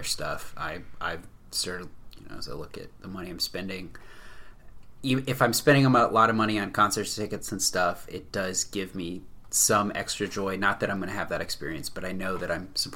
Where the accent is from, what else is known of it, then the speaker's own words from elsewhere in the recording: Mid-Atlantic, United States; an American from Mid-Atlantic region, born and bred in suburbia